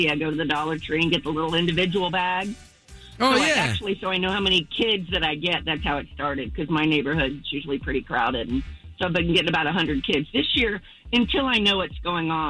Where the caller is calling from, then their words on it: Palm Bay, Florida, United States; calling from Palm Bay